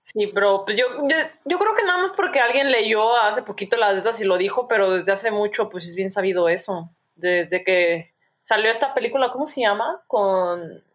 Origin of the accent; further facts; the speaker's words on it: Mexico; moved away as an adult; now in Canada; como mexicano